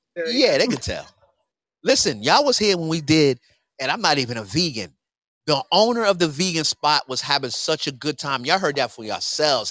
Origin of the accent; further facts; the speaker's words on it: New York City, New York, United States; I'm from New York City, where this always happens